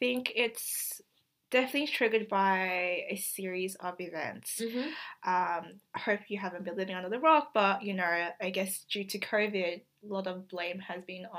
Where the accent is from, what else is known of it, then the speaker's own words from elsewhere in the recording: Australia; I'm like, oh, I'm Australian.